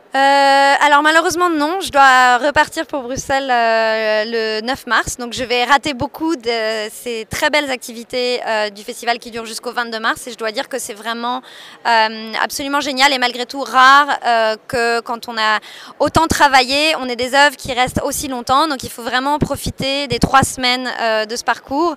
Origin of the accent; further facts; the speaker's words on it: Paris, Île-de-France, France; moved away as an adult; also born or lived in Montreal; now in Brussels, Belgium; moi je viens de Paris